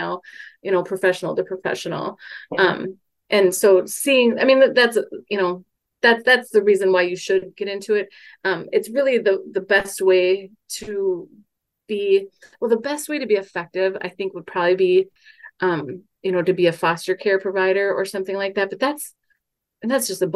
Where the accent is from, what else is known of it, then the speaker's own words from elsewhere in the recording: Mankato, Minnesota, United States; I'm from Mankato